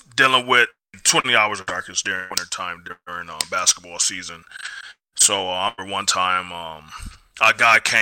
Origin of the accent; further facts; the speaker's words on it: United States; I'm American.